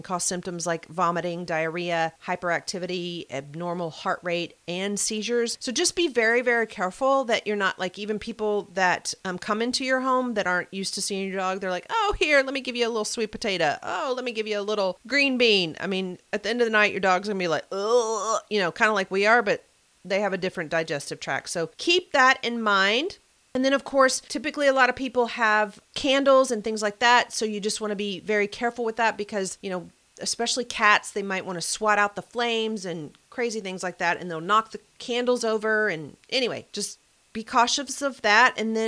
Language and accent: English; the South, United States; I don't know if it's because I'm from the South or what